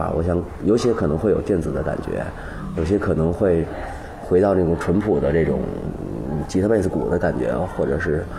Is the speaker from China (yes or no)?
yes; China; 好像是我们中国人的血液里边，或者是，或者是，比如说我们在婴儿期啊什么，经常周围放的全是这玩意儿，可能。